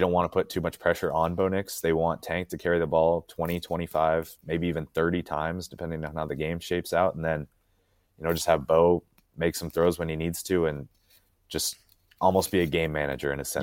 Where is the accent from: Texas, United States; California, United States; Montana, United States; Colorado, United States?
Montana, United States; moved away as an adult; now in Auburn, United States; I'm originally from Montana